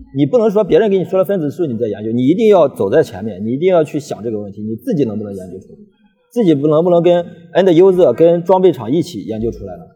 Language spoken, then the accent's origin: Chinese; China; 我们中国人